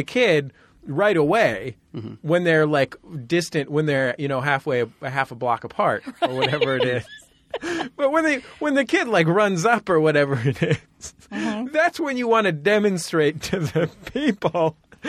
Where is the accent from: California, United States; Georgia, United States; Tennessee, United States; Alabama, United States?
California, United States; San Francisco; I grew up in San Francisco.